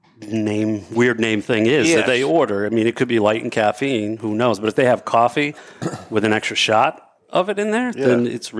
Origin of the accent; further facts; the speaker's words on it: Central Massachusetts, United States; moved away; I'm originally from Central Mass